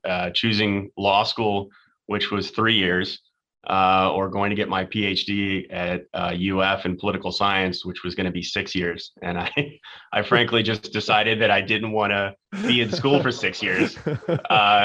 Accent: Tampa, Florida, United States; also born or lived in Washington, D.C. / Jupiter, Florida; I'm actually a Florida boy, born and raised. I was born in Tampa, was there until I went to college

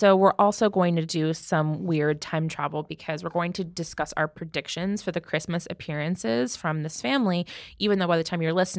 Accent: United States; I'm American. I'm American.

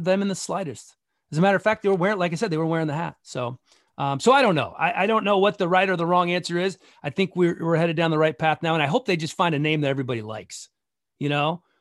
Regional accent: Gaithersburg, Maryland, United States; moved away; also born or lived in Philippines / Honduras / Idaho / Bethesda; I grew up in Gaithersburg

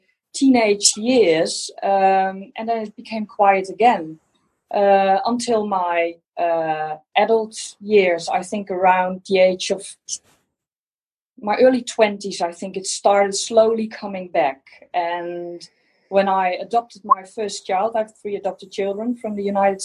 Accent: Netherlands; English is a second language; Yes, I'm from Holland

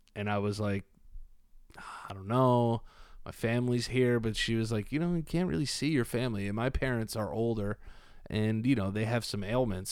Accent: New York City, New York, United States; also born or lived in Fort Lauderdale, Florida; I'm from New York

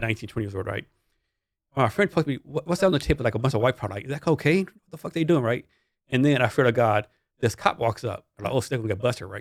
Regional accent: Texas, United States; I'm from Texas

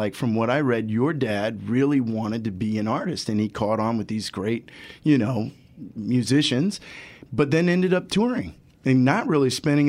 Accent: Ohio, United States; you know, I'm from Ohio, but okay. It's a small town, so we've got that connection going, you know.

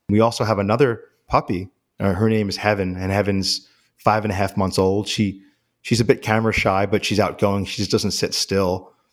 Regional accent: New York City, New York, United States; I grew up in, in New York City

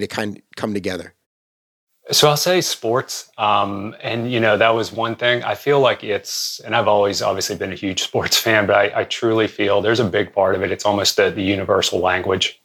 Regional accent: Western Pennsylvania, United States; I grew up around around Western Pennsylvania

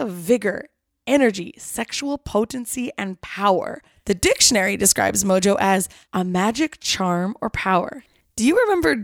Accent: Kelowna, British Columbia, Canada; now in Vancouver, Canada; my hometown

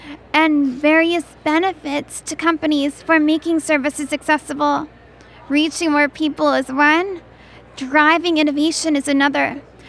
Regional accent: San Francisco, California, United States; I'm from San Francisco, and I work as a disability rights lawyer, public speaker, and consultant.

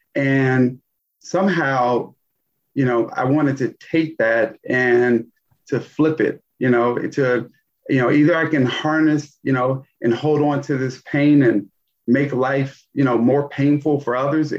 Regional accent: Gary, Indiana, United States; Yeah, I mean, Gary was a tale of two cities. I mean, I absolutely loved my childhood.

